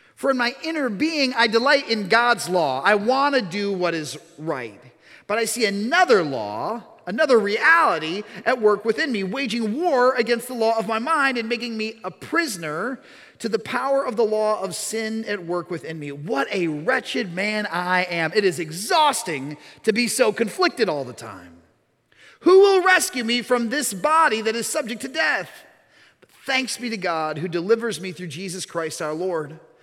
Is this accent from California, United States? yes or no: no; suburban Chicago, Illinois, United States; I'm from suburban Chicago